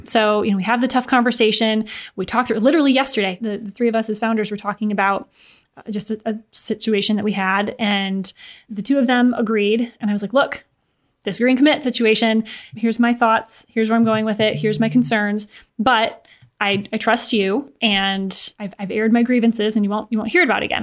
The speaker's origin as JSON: {"language": "English", "region": "Michigan", "country": "United States", "also_born_or_lived": "Chicago, United States", "moved": "yes", "lives_now": "Indianapolis, United States", "said": "I'm from Michigan, lived in Chicago for a few years before moving to Indianapolis"}